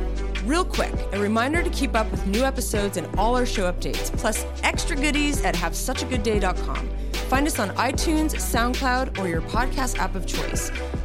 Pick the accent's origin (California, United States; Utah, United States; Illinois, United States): California, United States; Los Gatos; I grew up in Los Gatos, California, which is like South Bay, south of San Francisco.